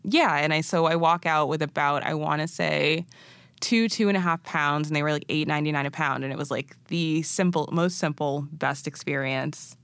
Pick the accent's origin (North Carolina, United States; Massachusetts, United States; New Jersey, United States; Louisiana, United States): Massachusetts, United States; born or raised there; also born or lived in Arusha, Tanzania